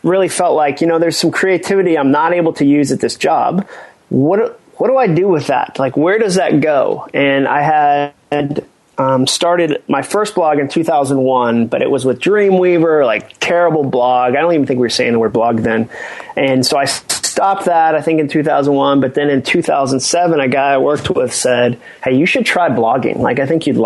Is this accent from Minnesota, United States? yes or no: no; Massachusetts, United States; moved away; also born or lived in North Carolina / Birmingham, Alabama; I was born in North Carolina, but I grew up in Massachusetts. My dad started a church up there when I was going into the first grade